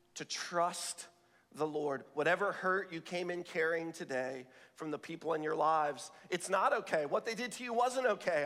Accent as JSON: {"language": "English", "region": "the South", "country": "United States", "tie": "born or raised there", "said": "I was raised in the South"}